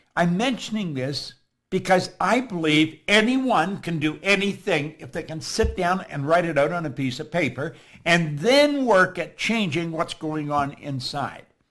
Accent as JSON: {"language": "English", "town": "Toronto", "region": "Ontario", "country": "Canada", "said": "I'm from Toronto."}